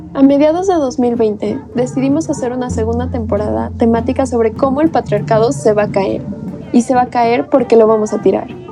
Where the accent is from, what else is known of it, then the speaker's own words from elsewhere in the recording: Mexico; Somos jóvenes mexicanos